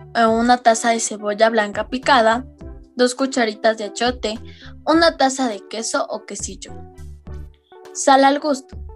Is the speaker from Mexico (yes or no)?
no; Ecuador; siendo ecuatoriana